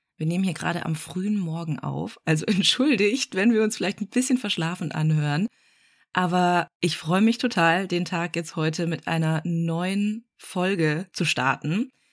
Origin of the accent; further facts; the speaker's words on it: Black Forest, Baden-Württemberg, Germany; ich komme ja auch aus dem Schwarzwald